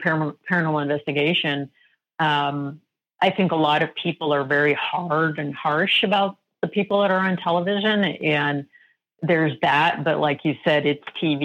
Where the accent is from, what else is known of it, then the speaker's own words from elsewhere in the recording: Colorado, United States; now in Arizona, United States; I grew up in Colorado